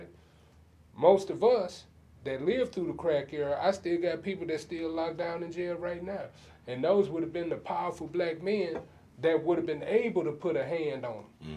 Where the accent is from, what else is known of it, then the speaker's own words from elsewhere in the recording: Houston, Texas, United States; I'm originally from Fifth Ward.